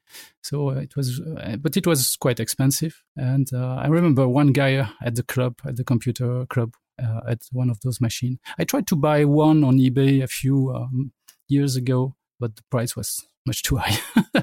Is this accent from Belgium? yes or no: yes; Belgium; During the 8-bit era, I would say that the Commodore 64 was the main machine, but I was at a computer club near my town